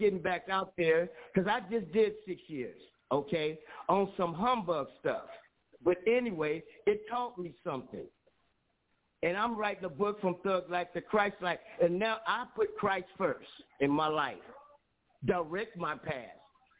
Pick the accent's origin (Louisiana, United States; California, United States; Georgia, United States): California, United States; Watts; I grew up in Watts, in Compton area. I'm 66 years old. I've been in all the riots.